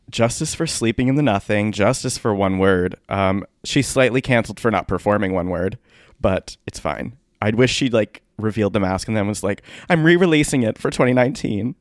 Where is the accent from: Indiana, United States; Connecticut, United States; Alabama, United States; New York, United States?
Connecticut, United States; Milford; my hometown of Milford, Connecticut